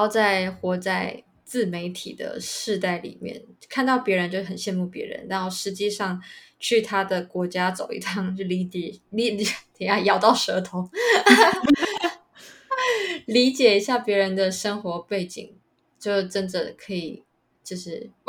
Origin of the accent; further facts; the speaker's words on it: Taiwan; 大家拜拜。